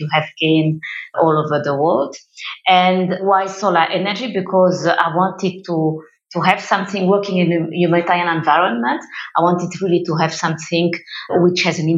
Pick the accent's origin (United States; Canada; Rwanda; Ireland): Rwanda; I'm from Rwanda, as I mentioned. I'm based in Kigali